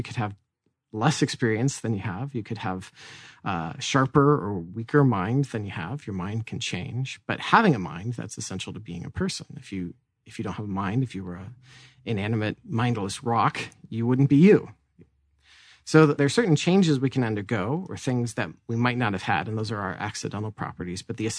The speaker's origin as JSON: {"language": "English", "town": "Tucson", "region": "Arizona", "country": "United States", "tie": "born there", "said": "Well, hey, I was born in Tucson."}